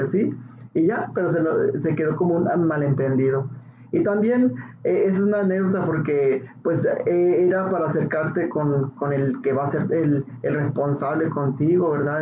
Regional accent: Ciudad Juárez, Chihuahua, Mexico; soy de Ciudad Juárez y pues yo era pues un niño cualquiera

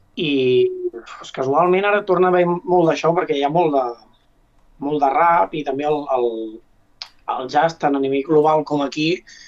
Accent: Ripoll, Catalonia, Spain; Jo, com que sóc de Ripoll

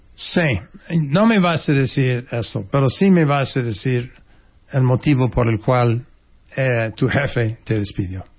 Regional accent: United States; first language English; Spanish is a second language; moved away as an adult; now in Mexico; yo tengo acento y que yo soy gringo

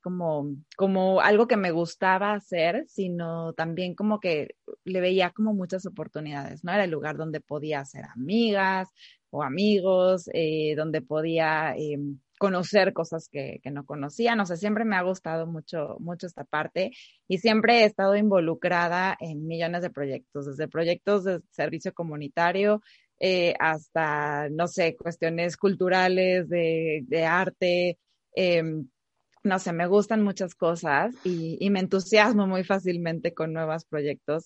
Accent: Mexico; also born or lived in Argentina; now in United States; Soy mexicana, vivo actualmente en Estados Unidos y anteriormente viví también en Argentina

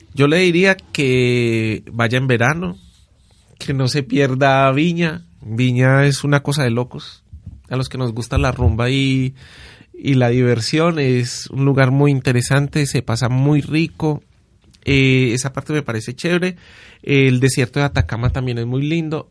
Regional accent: Paisa, Antioquia, Colombia; lo que somos los paisas

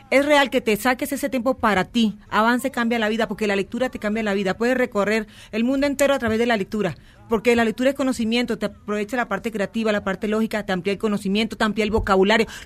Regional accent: Colombia; Sí, soy de Colombia.

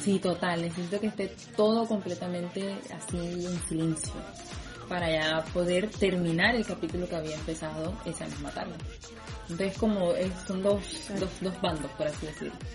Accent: Colombian Caribbean coast, Colombia; also born or lived in Bosconia, Cesar; yo soy de la costa caribe colombiana

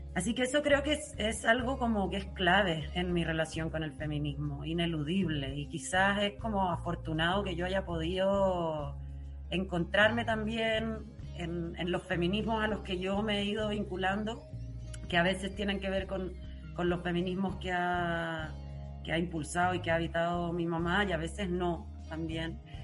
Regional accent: Chile; moved away; also born or lived in Germany; cuando volvió a Chile, que volvió conmigo, que yo tenía seis años

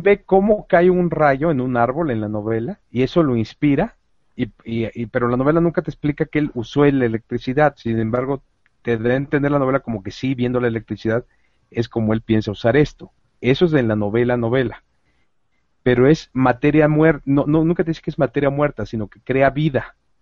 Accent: Mexico

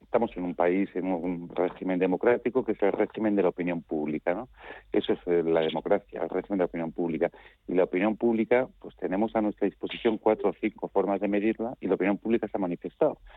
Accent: Spain; lo que más me importa a mí como español

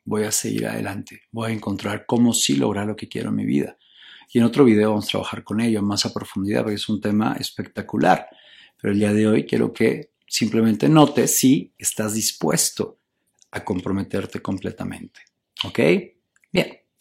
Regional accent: Mexico; en mi país, en México

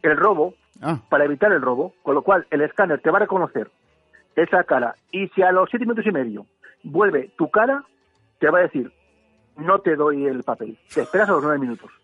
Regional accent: Spain; Yo soy de Reyes Magos, yo soy español.

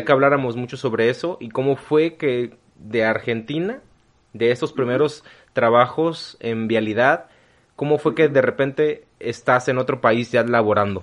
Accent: Mexico; Yo nunca he salido del país, yo no, nunca he salido de México

